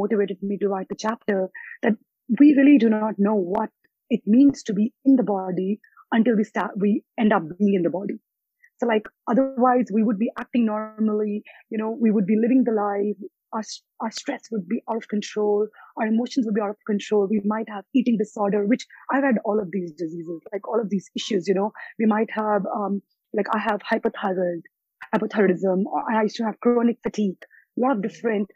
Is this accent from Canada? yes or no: no; India; moved away; also born or lived in United States / Australia; I was born in India, and then I've lived in US and Australia